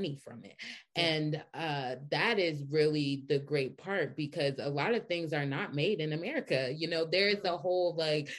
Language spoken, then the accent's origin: English; Atlanta, Georgia, United States; I'm from Atlanta too.